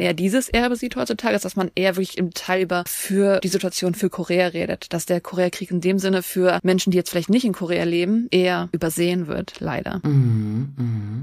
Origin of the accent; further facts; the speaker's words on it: East Germany, Germany; als Ostdeutsche